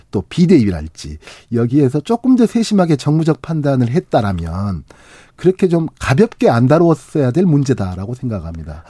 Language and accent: Korean; Honam, South Korea; 저도 이제 호남 사람이니까.